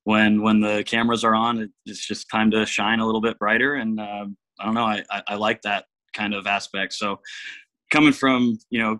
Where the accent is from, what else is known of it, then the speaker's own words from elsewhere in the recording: Vancouver, Washington, United States; also born or lived in East Coast of Canada / Chico, California; I was born on the East Coast of Canada. I grew up playing hockey. I lived in Canada until I was 6 years old and moved to Vancouver, British Columbia. I lived in Vancouver, British Columbia until I was 6 years old. Then I moved to Vancouver, Washington.